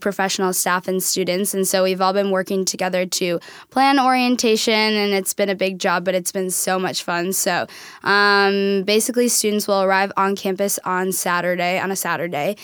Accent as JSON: {"language": "English", "town": "Hopkins", "region": "Minnesota", "country": "United States", "moved": "as an adult", "lives_now": "Tacoma, United States", "said": "I'm from Minnesota"}